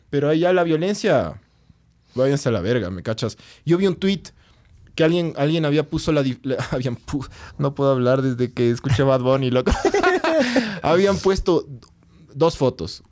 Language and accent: Spanish; Quito, Pichincha, Ecuador; yo como quiteño